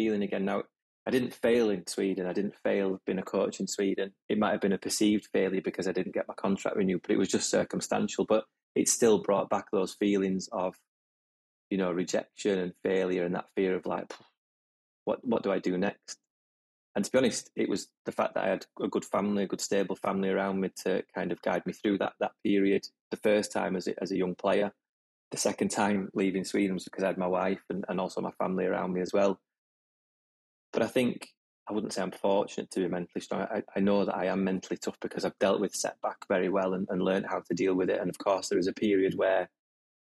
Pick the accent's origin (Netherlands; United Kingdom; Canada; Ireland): United Kingdom; Huddersfield, Yorkshire and the Humber; moved away; academy football for my hometown, Huddersfield